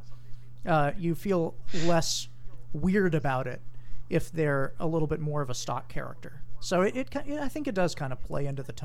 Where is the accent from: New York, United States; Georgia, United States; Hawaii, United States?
Hawaii, United States; I'm from Hawaii